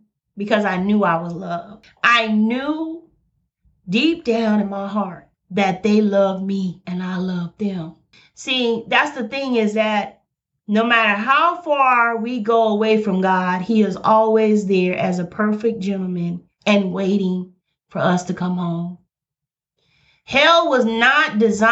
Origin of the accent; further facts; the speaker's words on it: Birmingham, Alabama, United States; I'm from Birmingham, Alabama